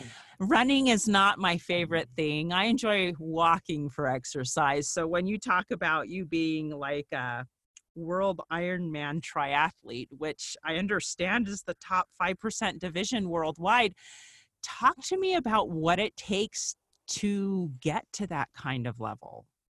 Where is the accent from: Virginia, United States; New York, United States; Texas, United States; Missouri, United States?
Virginia, United States; Northern; We grew up together in Northern Virginia